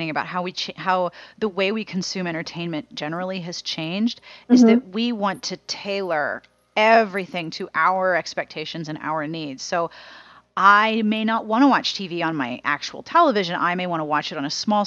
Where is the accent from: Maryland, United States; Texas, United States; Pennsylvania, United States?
Pennsylvania, United States; Pittsburgh; I grew up in Pittsburgh